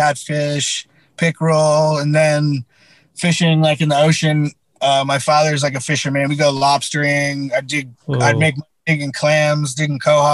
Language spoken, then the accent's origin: English; Chatham, Massachusetts, United States; moved away as an adult; also born or lived in New York; Chatham, where I grew up in Cape Cod, is like a small fishing town